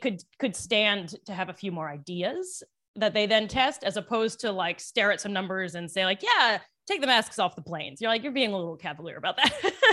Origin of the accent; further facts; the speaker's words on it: Western Maryland, United States; now in New York, United States; I'm from Maryland originally